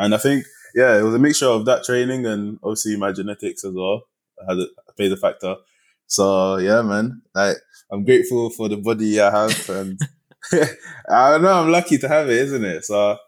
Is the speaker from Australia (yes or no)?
no; London, United Kingdom; also born or lived in New York; So I grew up in East London anyways. And in a neighborhood that's kind of normal in London, you know, a bit rough areas, nice areas, a bit of a mixture.